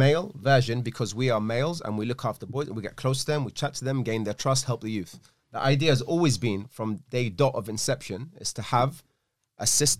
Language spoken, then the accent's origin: English; Glasgow, Scotland, United Kingdom; born there; accent: Scottish; I was born in Glasgow.